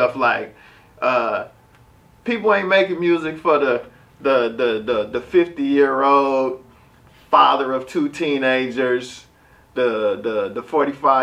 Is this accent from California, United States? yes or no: yes; Richmond, California, United States; I'm from Richmond, California. I'm from the Bay